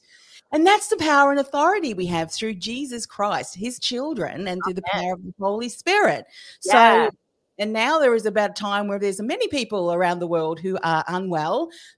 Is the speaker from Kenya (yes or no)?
no; Australia; I mean, I often will joke, you know, I'm an Aussie. And we do have these, a bit of a sarcastic trait.